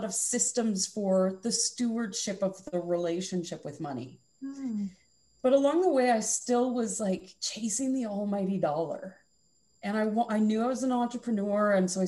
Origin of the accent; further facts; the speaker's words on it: Alberta, Canada; also born or lived in Okanagan, British Columbia; now in West Kelowna, Canada; The Okanagan in British Columbia has always been my home since I grew up in Alberta